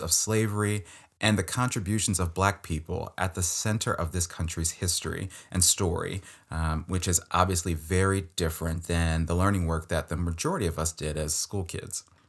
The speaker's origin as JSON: {"language": "English", "region": "Maryland", "country": "United States", "said": "I'm from Maryland, like, this is my home state"}